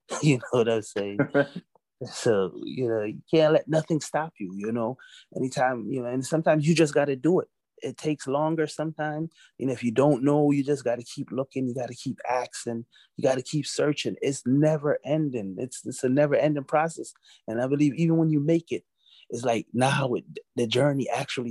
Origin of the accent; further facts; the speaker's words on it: New York City, New York, United States; also born or lived in Jamaica; I was born in Jamaica. I was raised in Brooklyn, New York